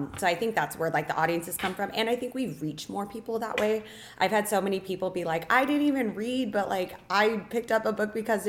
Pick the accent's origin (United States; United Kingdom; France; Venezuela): United States; Lake Havasu City, Arizona; moved away as an adult; now in Las Vegas, United States; I've lived here since I was 18, but I grew up in Lake Havasu, Arizona